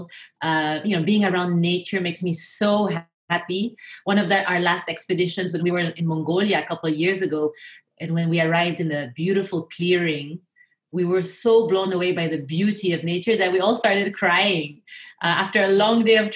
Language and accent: English; Philippines; also born or lived in Japan / United States / Europe; now in Singapore; I grew up in the Philippines. So my mother's Filipina, my father's French and Swiss. But I grew up most of my early years in the Philippines